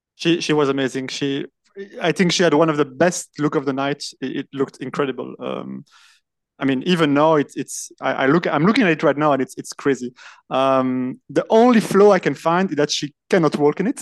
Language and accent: English; Brussels, Brussels-Capital Region, Belgium; first language French; English is a second language; I am actually from Brussels and I'm podcasting from Brussels at the moment